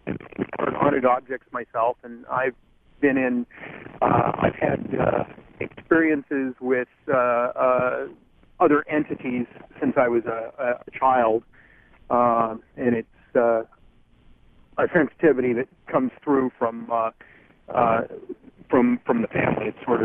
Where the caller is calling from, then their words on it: New Jersey, United States; I'm calling from New Jersey at the moment. I'm sort of in transit, driving across Interstate 80.